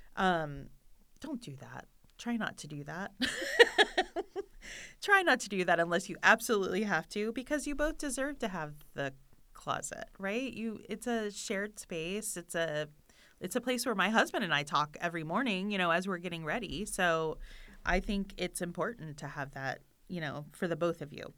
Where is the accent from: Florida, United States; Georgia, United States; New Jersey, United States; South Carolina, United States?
Florida, United States; moved away; I am from Florida and we don't have basements